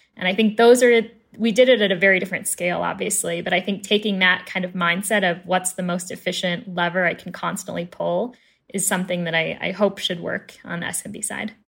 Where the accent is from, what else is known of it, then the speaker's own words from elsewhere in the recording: Chicago, Illinois, United States; moved away as an adult; now in Fort Collins, United States; born and raised in Chicago